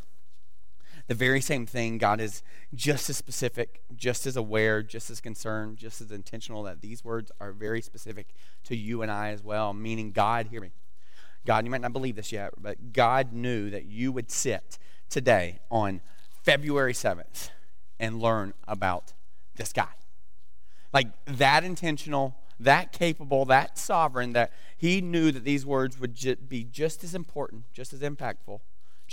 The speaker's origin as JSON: {"language": "English", "region": "the South", "country": "United States", "moved": "yes", "said": "I'm from the South, and so we don't do good with pronunciation"}